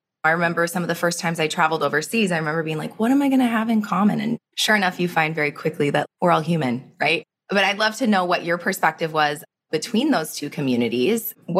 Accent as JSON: {"language": "English", "region": "Minnesota", "country": "United States", "tie": "born or raised there", "also_born_or_lived": "Ecuador", "said": "I was born in Minnesota, which you can imagine that's its own land. Yes. And then I grew up also in Ecuador in South America."}